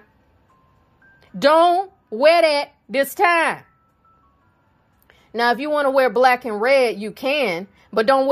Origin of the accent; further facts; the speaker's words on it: South Carolina, United States; I'm from South Carolina. That's where I live